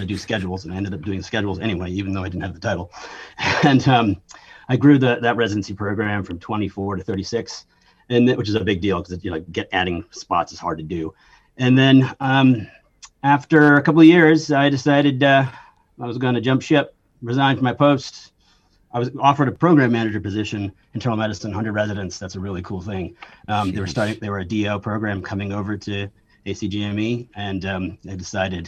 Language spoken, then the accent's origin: English; Connecticut, United States; I was trying to get into UConn because I was from Connecticut